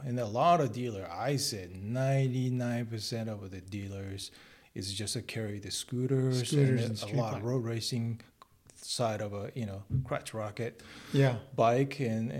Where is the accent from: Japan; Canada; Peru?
Japan; Shikoku; English is a second language; moved away as an adult; also born or lived in San Diego, California; now in California, United States; Well, I'm from a countryside. Little islands called Shikoku. It's in front of the Hiroshima. So it's a lot more south side.